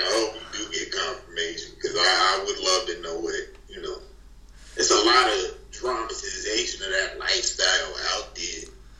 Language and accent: English; North Carolina, United States; More so than you might see in my home state, you know, North Carolina.